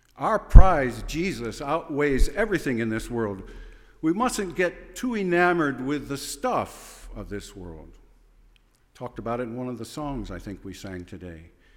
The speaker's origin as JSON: {"language": "English", "town": "Fillmore", "region": "New York", "country": "United States", "tie": "born or raised there", "said": "I was born in Fillmore Hospital. Yes, right near Philippi's garage. And, uh, I was raised those first days in the little white house next to the dentist office"}